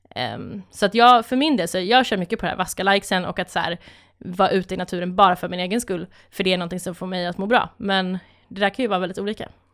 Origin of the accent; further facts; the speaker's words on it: Malung, Dalarna County, Sweden; jag är uppväxt i, eh, i Malung i Dalarna